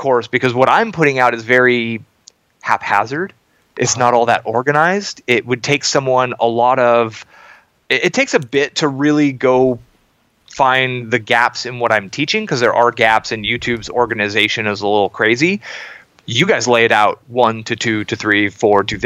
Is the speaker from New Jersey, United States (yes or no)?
no; Silicon Valley, Bay Area, California, United States; I grew up in Silicon Valley in the Bay Area through the dot-com boom